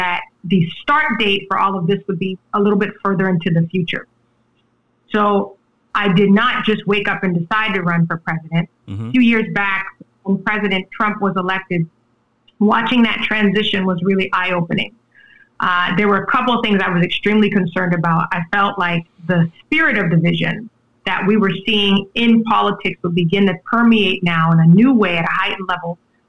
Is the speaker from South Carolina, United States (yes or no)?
yes; Charleston, South Carolina, United States; I'm from Charleston, South Carolina, and my mother has worked in higher education all of my life.